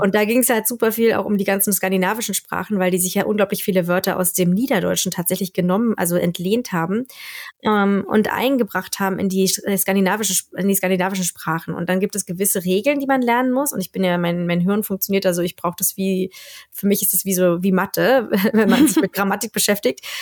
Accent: Germany; accent: German; moved away as an adult; now in Sweden; ich habe halt einen schrecklichen deutschen Akzent, den ich auch nicht loskriege

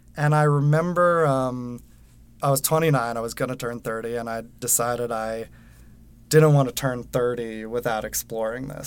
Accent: Westchester, New York, United States; moved away as an adult; also born or lived in Manhattan, New York City; now in New York City, United States; I Live in New York City in Manhattan. I grew up in Westchester, outside of Manhattan, so not too far

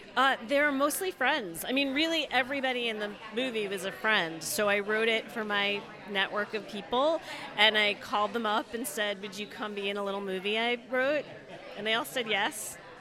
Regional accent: Detroit, Michigan, United States; I'm from Detroit

